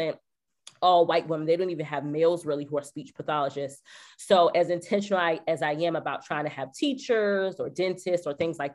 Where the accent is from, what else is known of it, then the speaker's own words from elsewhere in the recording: the North, United States; now in the South, United States; I'm from the North originally